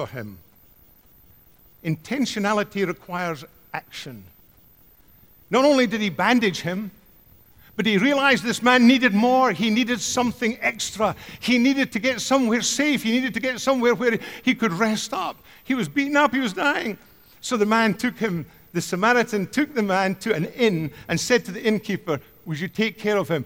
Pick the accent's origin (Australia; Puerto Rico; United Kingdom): United Kingdom; Scotland; growing up in Scotland